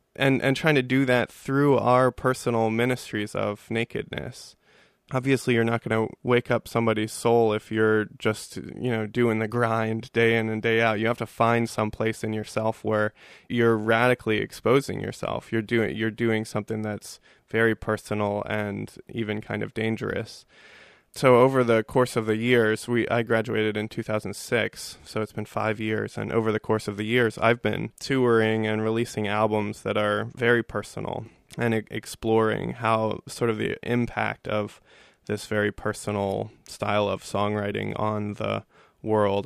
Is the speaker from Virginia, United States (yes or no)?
yes; Richmond, Virginia, United States; I grew up in Richmond, Virginia, in Baltimore Yearly Meeting